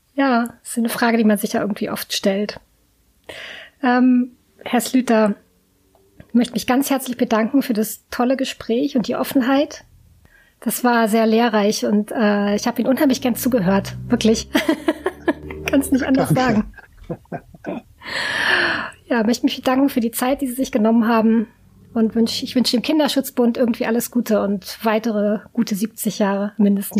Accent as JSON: {"language": "German", "area": "near the Heide Park", "region": "Lower Saxony", "country": "Germany", "tie": "born or raised there", "first_language": "German", "said": "ich bin in der Nähe aufgewachsen"}